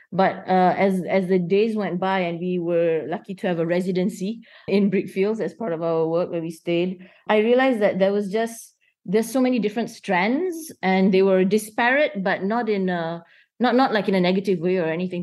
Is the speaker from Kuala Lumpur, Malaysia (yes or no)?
yes; Kuala Lumpur, Malaysia; I'm born and raised in Kuala Lumpur